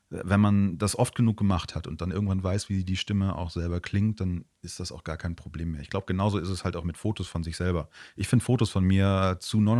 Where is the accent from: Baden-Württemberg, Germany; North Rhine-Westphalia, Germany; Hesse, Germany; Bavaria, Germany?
North Rhine-Westphalia, Germany; ich komme ja aus NRW, das bedeutet, jedes Dorf hat da irgendwie